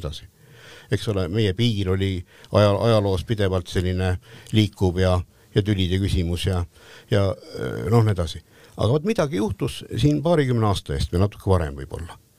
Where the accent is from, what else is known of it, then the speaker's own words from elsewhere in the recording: Estonia; me oleme eestlased